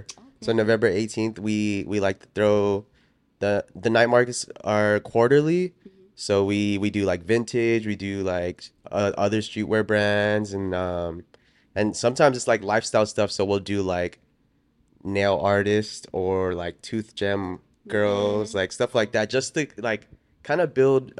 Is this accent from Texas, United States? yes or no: no; Oxnard, California, United States; Cause growing up in Oxnard, that I was like the Asian kid that hung out with all the Mexicans, yeah.